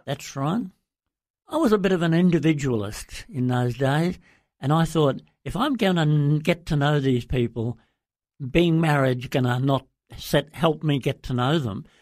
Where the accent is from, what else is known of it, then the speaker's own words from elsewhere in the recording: Brisbane, Queensland, Australia; moved away as an adult; also born or lived in Papua New Guinea; I grew up in Brisbane and in Queensland